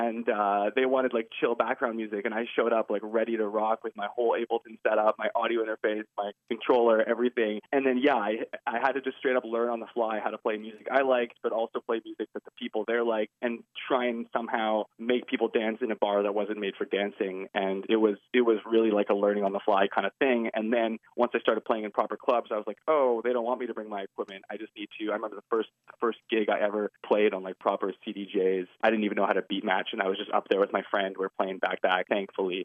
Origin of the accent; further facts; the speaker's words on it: Vancouver, British Columbia, Canada; I'm from Vancouver, Canada, British Columbia, Canada. Born and raised here